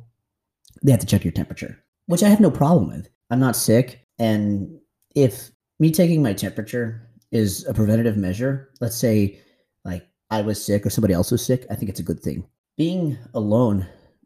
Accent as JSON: {"language": "English", "country": "United States", "moved": "as an adult", "lives_now": "Thailand", "said": "my experiences as an American expat living in Thailand"}